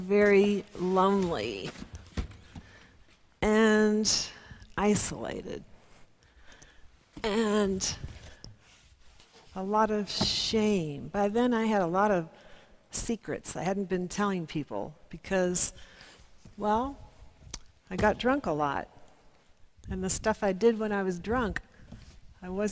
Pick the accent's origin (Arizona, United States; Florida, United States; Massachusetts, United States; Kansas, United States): Kansas, United States; I'm from Kansas